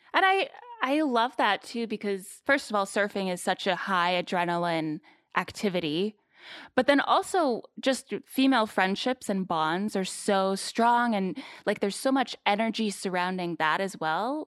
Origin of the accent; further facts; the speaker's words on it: South Carolina, United States; moved away; I grew up in South Carolina